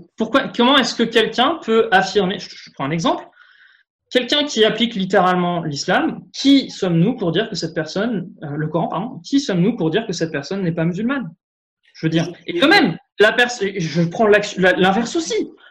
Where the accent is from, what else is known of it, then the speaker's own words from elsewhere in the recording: France; en tant que Français euh, lambda